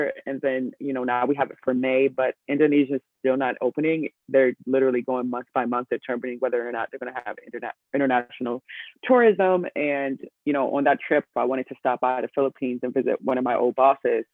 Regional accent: Maryland, United States; I am from Maryland originally

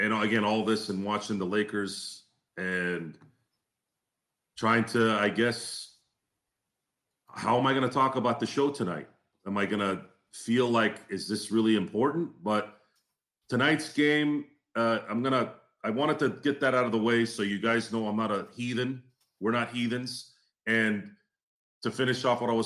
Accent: Turlock, California, United States; I grew up in Turlock, California.

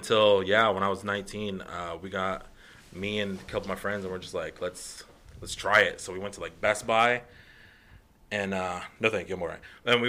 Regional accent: Guadalupe, Arizona, United States; I am from Guadalupe, Arizona.

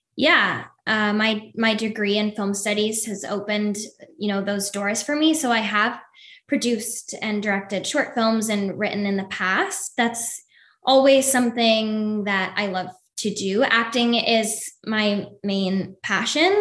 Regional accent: Toronto, Ontario, Canada; moved away as an adult; now in Los Angeles, United States; I'm originally from Toronto, Canada

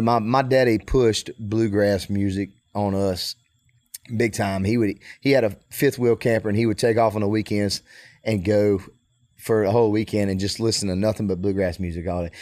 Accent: Mississippi, United States; I'm from Mississippi

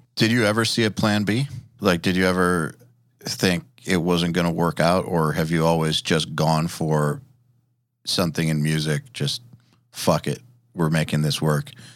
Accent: Atlanta, Georgia, United States; I'm from Atlanta

